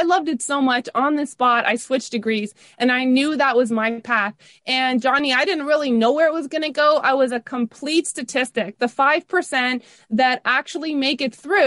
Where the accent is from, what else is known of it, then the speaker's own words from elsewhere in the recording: Toronto, Ontario, Canada; I grew up in the Toronto area. So we grew up north of Toronto a little bit on Steeles. I'm going to say Rexdale